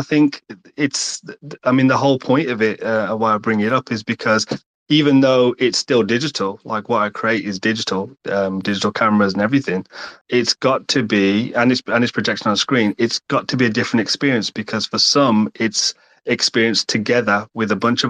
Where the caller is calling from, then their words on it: England, United Kingdom; I'm calling from the UK, England.